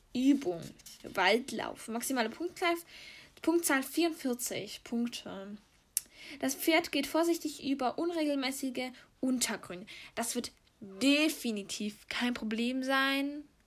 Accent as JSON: {"language": "German", "country": "Switzerland", "said": "wir kommen hier aus der Schweiz"}